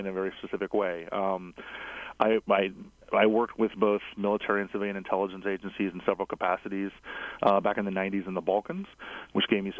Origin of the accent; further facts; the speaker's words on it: South Florida, United States; now in Washington, DC, United States; I'm from South Florida originally